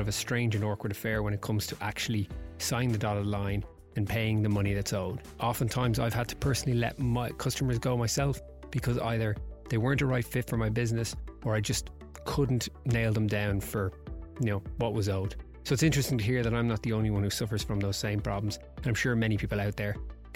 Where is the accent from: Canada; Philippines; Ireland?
Ireland; maybe we're Irish